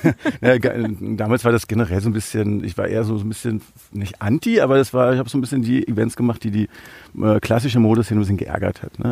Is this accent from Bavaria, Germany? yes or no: no; Berlin, Germany; ich bin äh, in Berlin aufgewachsen